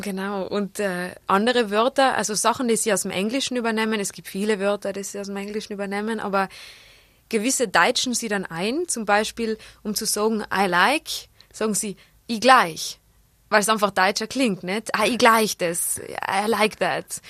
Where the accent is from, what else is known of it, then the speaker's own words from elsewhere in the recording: South Tyrol, Trentino-Alto Adige, Italy; accent: South Tyrolean dialect; also born or lived in Innsbruck, Austria; Schotekrapflern heißen die bei uns im Pustertal